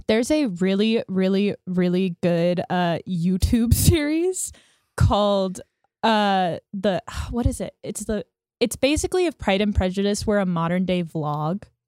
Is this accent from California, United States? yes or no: yes; Corona, California, United States; born or raised there